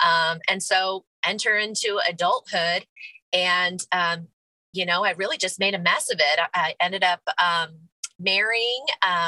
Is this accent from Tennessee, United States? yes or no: yes; Clarksville, Tennessee, United States; but we're from Clarksville area. My husband and I both are Army brats whose dad's retired here. So this is definitely home for us.